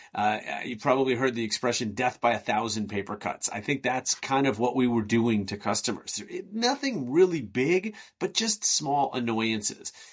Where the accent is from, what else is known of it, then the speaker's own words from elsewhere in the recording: Chicago, Illinois, United States; I hail from Chicago in the United States